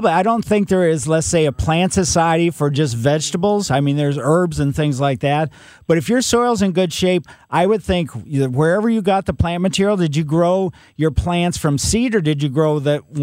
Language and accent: English; Ellisville, Missouri, United States; I grew up in Ellisville, so I know about the soils in West County